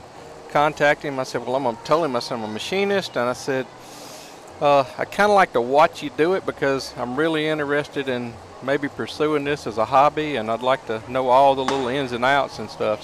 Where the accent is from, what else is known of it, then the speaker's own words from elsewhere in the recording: Kosciusko, Mississippi, United States; also born or lived in Canton, Mississippi; I'm originally from Kosciuszko, Mississippi